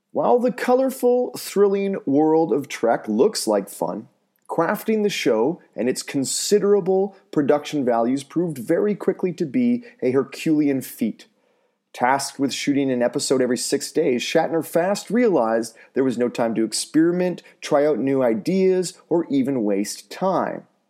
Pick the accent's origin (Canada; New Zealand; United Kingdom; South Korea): Canada; North Vancouver, British Columbia; my hometown of North Vancouver